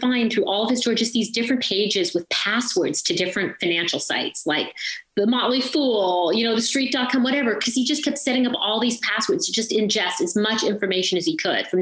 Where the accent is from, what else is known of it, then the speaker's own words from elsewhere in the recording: St. Catharines, Ontario, Canada; moved away; So I grew up in St. Catharines, Ontario. My parents immigrated to Canada when I was two. So I grew up in Ontario, and that's all I can really remember.